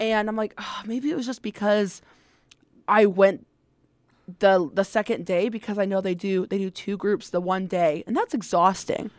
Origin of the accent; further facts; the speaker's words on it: Fort Wayne, Indiana, United States; I am from the Fort Wayne area